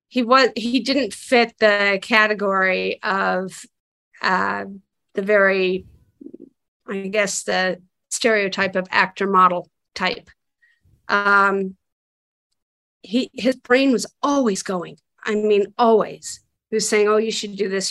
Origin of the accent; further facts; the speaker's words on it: Santa Fe, New Mexico, United States; now in Los Angeles, United States; I grew up in Santa Fe, New Mexico, and so I would come back and visit family